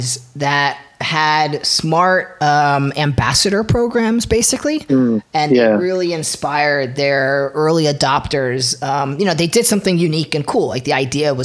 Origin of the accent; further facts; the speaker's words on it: Flemington, New Jersey, United States; also born or lived in Philadelphia, Pennsylvania; I'm originally from New Jersey, so I was right in Central Jersey